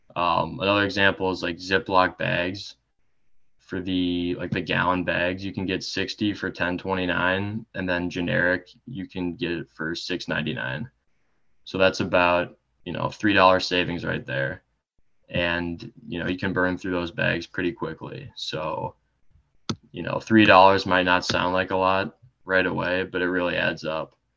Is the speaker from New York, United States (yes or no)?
no; Eden Prairie, Minnesota, United States; I am from Eden Prairie, Minnesota.